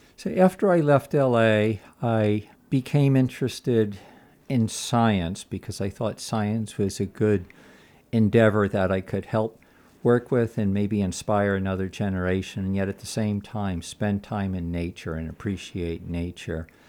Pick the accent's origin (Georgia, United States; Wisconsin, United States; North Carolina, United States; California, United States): California, United States; Los Angeles; moved away as an adult; also born or lived in Castle Valley, Utah; I grew up in Los Angeles, which I don't like to admit, but I left when I was about twenty